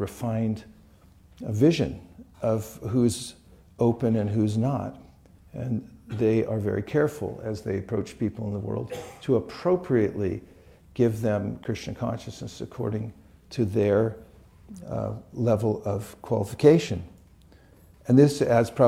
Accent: California, United States; I'm from California

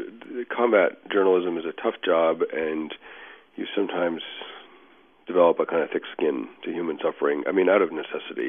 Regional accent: Boston, Massachusetts, United States; I'm from Boston

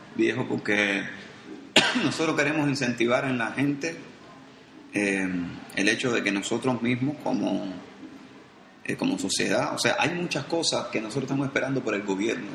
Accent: Cuba; nosotros como cubanos nos comprometamos con nuestra realidad

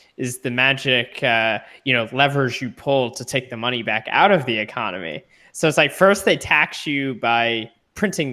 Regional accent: Texas, United States; also born or lived in San Francisco; I'm from Texas

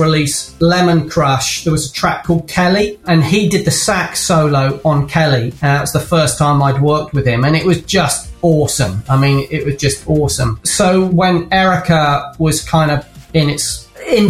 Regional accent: Kent, South East England, United Kingdom; moved away; also born or lived in Canterbury; I was born in Kent, and I lived in Canterbury for a while.

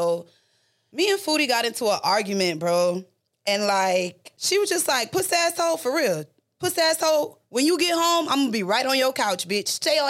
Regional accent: U.S. Virgin Islands; My parents are St. Lucian. I'm from the Virgin Islands, so I'm not even Jamaican.

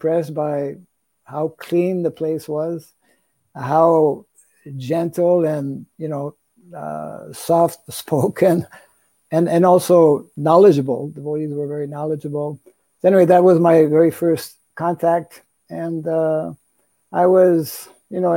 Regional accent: Canada; moved away; I'm originally from Canada

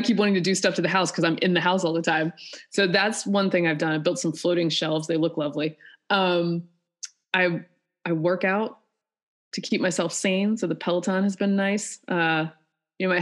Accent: North Carolina, United States; also born or lived in Georgia; I'm from North Carolina, you know, went to school in Georgia

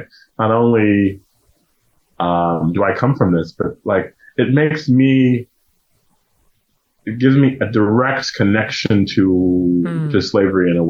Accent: Louisiana, United States; growing up in Louisiana, learning that you're from slavery, and kind of being ashamed about it

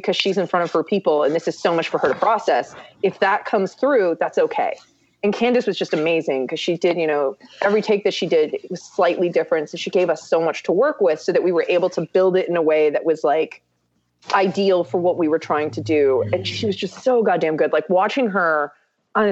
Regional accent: South Korea; moved away; I grew up in Korea

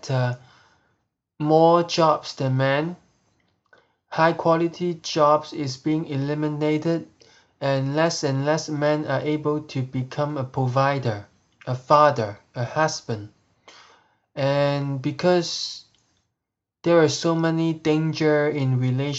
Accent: Hong Kong; moved away

